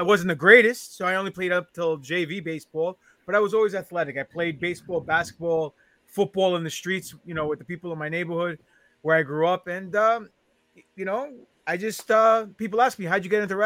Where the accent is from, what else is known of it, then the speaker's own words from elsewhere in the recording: New York City, New York, United States; now in Long Island, United States; I live in the island now, but I born and raised in Queens, New York